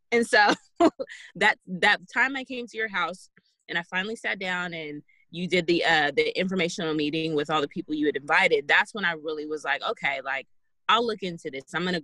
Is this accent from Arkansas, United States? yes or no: yes; Jacksonville, Arkansas, United States; born there; now in California, United States; I was born in Jacksonville, Arkansas. moved around for most of my life, and I ended up in California.